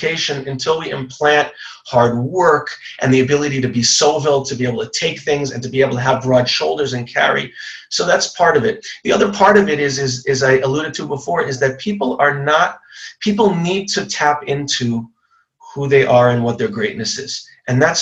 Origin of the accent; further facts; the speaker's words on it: Long Island, New York, United States; I grew up in Long Island